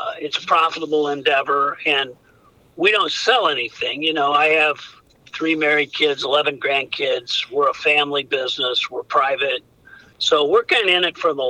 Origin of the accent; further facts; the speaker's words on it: Washington, Missouri, United States; moved away as an adult; now in Naples, United States; we grew up in Washington, Missouri, been together since we were 15 years old